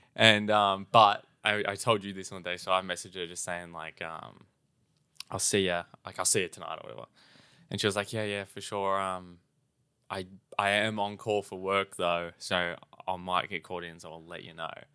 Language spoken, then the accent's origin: English; Australia; we're not quite as Australian as everyone else